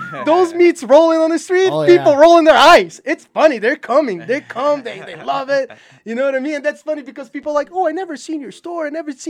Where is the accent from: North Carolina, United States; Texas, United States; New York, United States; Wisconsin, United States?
New York, United States; New York City; now in Utah, United States; Yeah, but dude, it's New York, man. I'm a New Yorker, man. I walk.